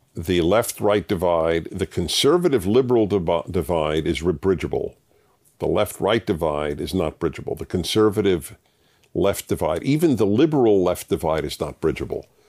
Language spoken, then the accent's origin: English; New York City, New York, United States; moved away as an adult; I come from New York, and I, I lived in three of the five boroughs in the, till, until I was twenty-five